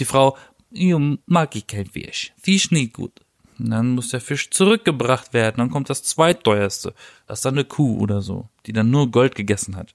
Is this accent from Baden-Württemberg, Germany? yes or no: yes; Baden-Baden, Baden-Württemberg, Germany; ich komme ja aus Baden-Baden